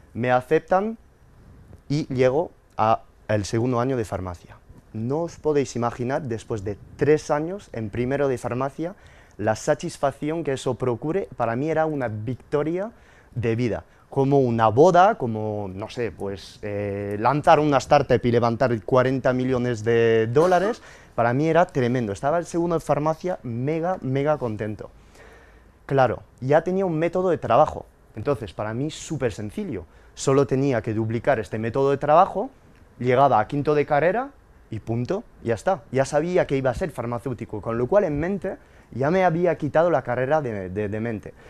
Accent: France; moved away; Yo soy inmigrante francés, nacido de padres españoles que emigraron a Francia en los años 60 y nací eh, en 1991

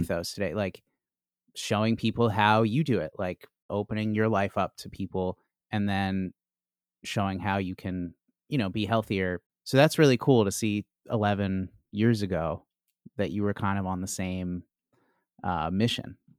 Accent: Chicago, Illinois, United States; now in Washington, D.C., United States; I'm from Chicago

